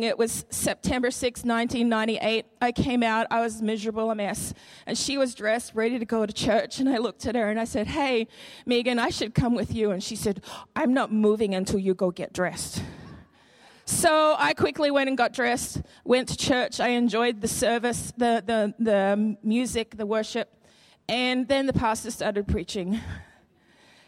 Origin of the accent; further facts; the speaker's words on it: Queensland, Australia; moved away as an adult; now in Madison, United States; I'm from Australia, okay? And one of the biggest questions people ask me is, why did you come from sunny Queensland